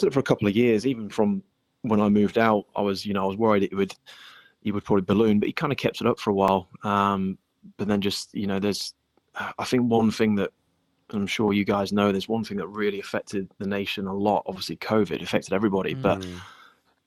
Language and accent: English; England, United Kingdom; moved away; I grew up in England